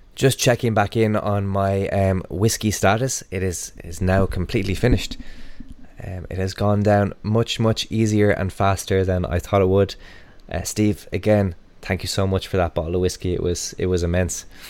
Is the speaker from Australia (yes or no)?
no; Ireland